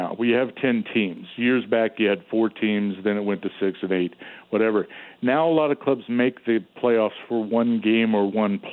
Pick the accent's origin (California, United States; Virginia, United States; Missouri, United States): Missouri, United States; Southern; I was from Southern Missouri